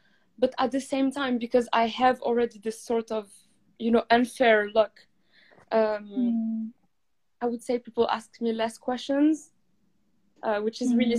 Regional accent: Morocco; To be honest with you, I started thinking about my culture more when I was in the UK than in Morocco.

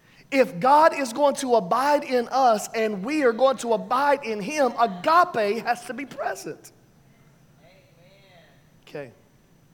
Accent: New York City, New York, United States; We're from the South Bronx

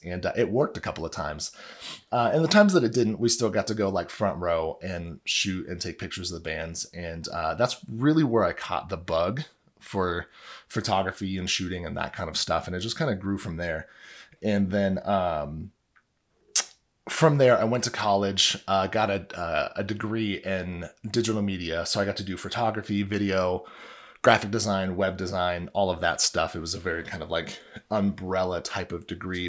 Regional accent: Illinois, United States; I grew up in Illinois, maybe it's 'cause I was just, like, good old Midwestern boy

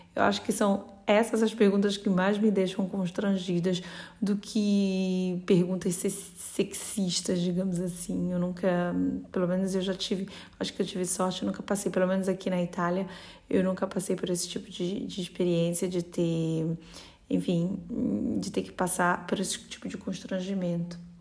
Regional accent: North Region, Brazil; now in Bologna, Italy; no norte do Brasil, de onde eu venho

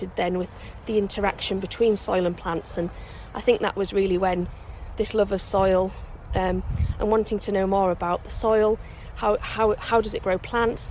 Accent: York, Yorkshire and the Humber, United Kingdom; moved away; I grew up in York, which is near the North Yorkshire Moors

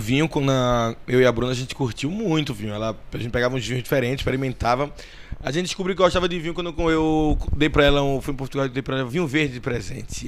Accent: Northeast Region, Brazil; eu sou nordestino

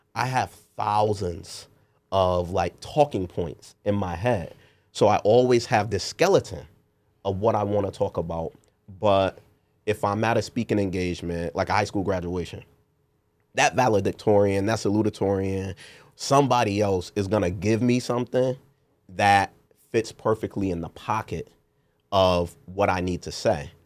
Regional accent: New Haven, Connecticut, United States; One of the first in my neighborhood growing up in New Hallville on Harden Place

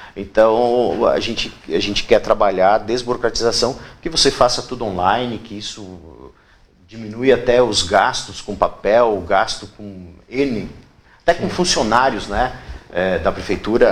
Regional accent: Rio Grande do Sul, Brazil; moved away as an adult; now in Itapema, Brazil; Eu escolhi Itapema, eu sou do Rio Grande do Sul, há 18 anos, eu escolhi morar em Itapema

